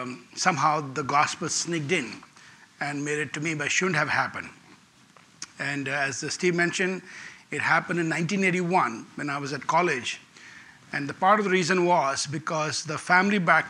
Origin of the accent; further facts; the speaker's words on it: India; English is a second language; I was born in India